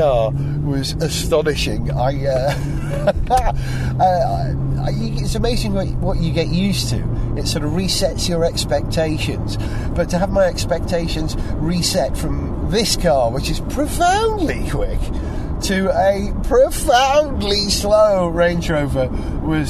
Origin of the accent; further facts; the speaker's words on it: Holywell, Wales, United Kingdom; moved away; Holywell, my hometown